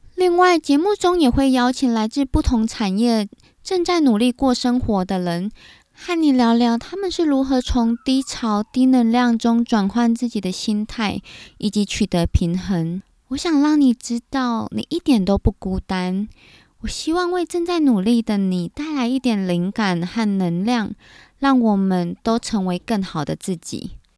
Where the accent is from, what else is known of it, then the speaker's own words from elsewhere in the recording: Taiwan; also born or lived in United Kingdom; 在正规的台湾教育底下长大